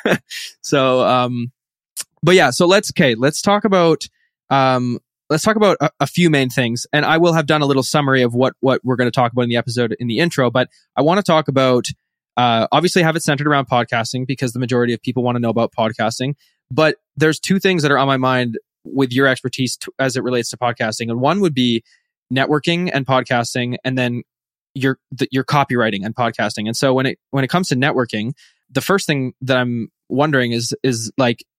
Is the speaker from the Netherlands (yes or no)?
no; Canada; I'm from Canada